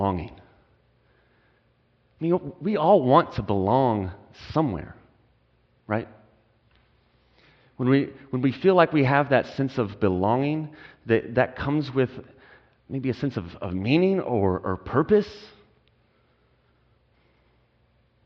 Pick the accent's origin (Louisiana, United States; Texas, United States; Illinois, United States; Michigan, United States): Texas, United States; moved away as an adult; also born or lived in California; now in Portland, United States; We're originally from Texas to Portland